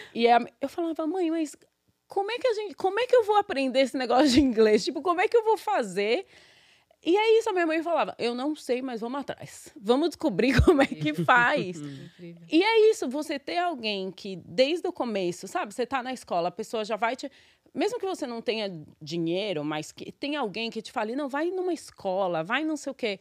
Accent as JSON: {"language": "Portuguese", "region": "São Paulo", "country": "Brazil", "tie": "born or raised there", "moved": "as an adult", "lives_now": "New York, United States"}